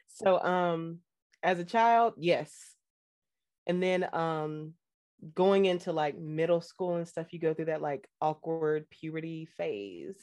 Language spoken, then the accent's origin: English; North Carolina, United States; also born or lived in Fort Hood, Texas / New Jersey; I was raised here in North Carolina and partially in New Jersey because my parents shared custody of me